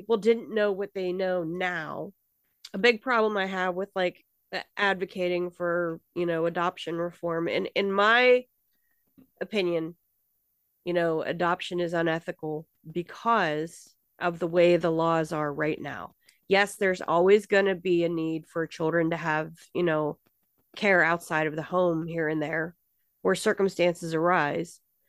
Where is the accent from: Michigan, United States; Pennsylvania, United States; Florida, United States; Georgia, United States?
Pennsylvania, United States; Pittsburgh; born there; I was born in Pittsburgh.